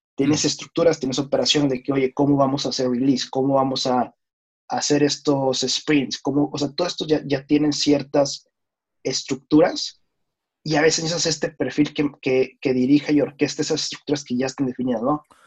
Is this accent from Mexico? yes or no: yes; Mexico; moved away as an adult; now in New York, United States; yo soy mexicano. Actualmente radico en Nueva York.